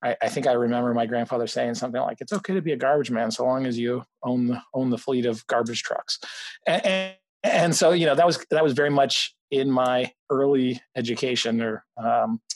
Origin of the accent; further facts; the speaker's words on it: Canada; moved away as an adult; also born or lived in Mexico; now in Boston, United States; I grew up mostly in Canada and, you know, partly in Mexico and partly in Canada, but, you know, the end of high school and college was in Canada